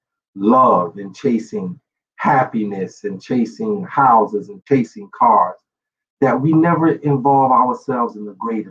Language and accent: English; New York City, New York, United States; I grew up in New York City